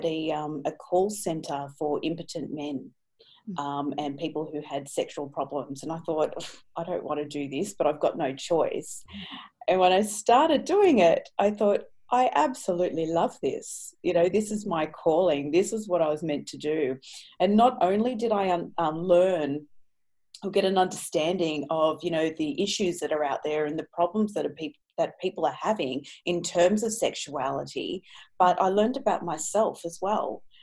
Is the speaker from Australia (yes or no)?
yes; Sydney, New South Wales, Australia; I'm from Sydney, Australia. And I grew up in a very different household